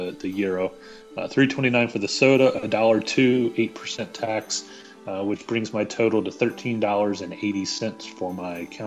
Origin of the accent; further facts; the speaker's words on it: the South, United States; I'm from the South.